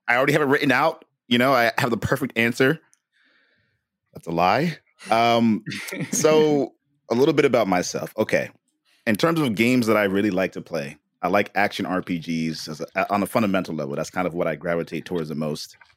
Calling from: San Jose, California, United States; I'm calling from San Jose, California.

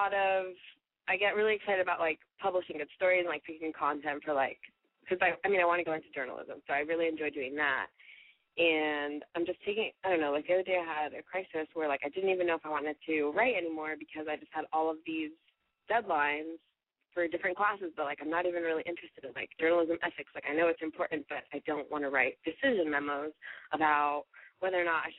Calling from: Florida, United States; I just turned 22, and I'm calling from Florida.

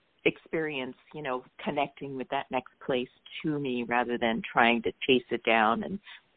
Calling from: San Diego, California, United States; San Diego area.

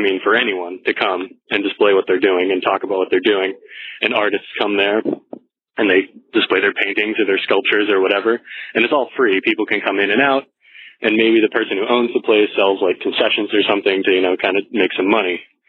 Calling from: Senegal; I'm calling from Senegal, West Africa. I'm currently serving in the Peace Corps.

